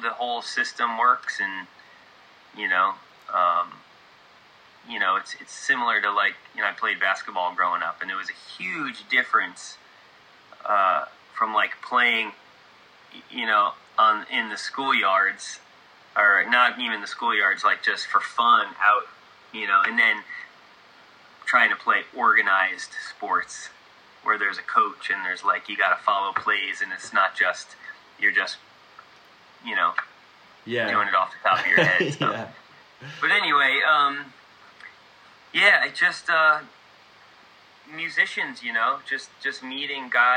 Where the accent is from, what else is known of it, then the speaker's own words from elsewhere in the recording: New York, United States; moved away as an adult; also born or lived in Nashville area, Tennessee; now in Nashville, United States; I'm from New York originally